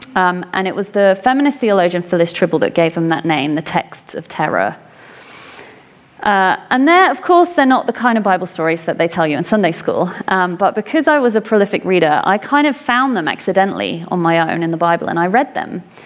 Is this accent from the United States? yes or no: no; England, United Kingdom; I grew up in England